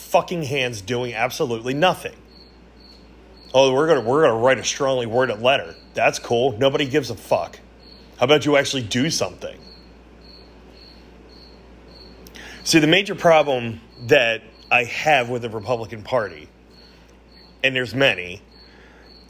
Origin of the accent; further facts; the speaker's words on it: United States; we as Americans